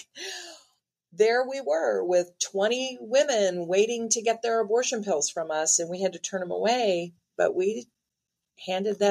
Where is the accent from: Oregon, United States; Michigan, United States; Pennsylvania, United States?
Michigan, United States; also born or lived in Chicago; now in Texas, United States; I'm from Michigan. Lived in Chicago